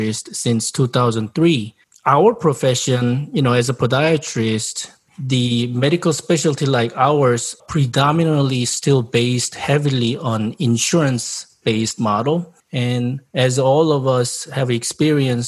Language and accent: English; South Korea; English is a second language; moved away as an adult; also born or lived in Japan; now in United States; I'm originally from South Korea 30 years ago.